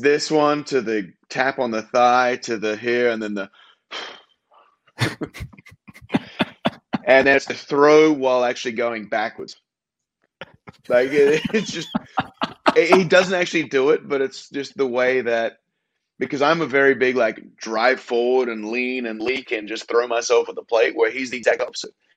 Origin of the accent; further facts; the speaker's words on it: Australia; moved away as an adult; As an Australian